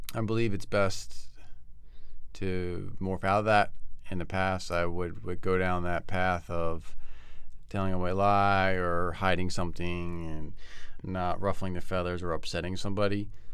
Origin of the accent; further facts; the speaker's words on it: Bucks County, Pennsylvania, United States; now in Southern California, United States; grew up in Bucks County area